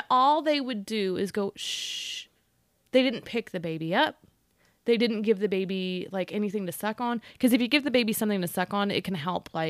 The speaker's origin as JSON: {"language": "English", "town": "Austin", "region": "Texas", "country": "United States", "said": "\"Sir, sir, I'm from Austin, and do you know that somebody could have a seizure from what you're doing?"}